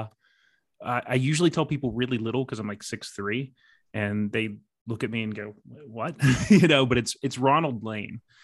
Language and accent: English; West Virginia, United States; I grew up in West Virginia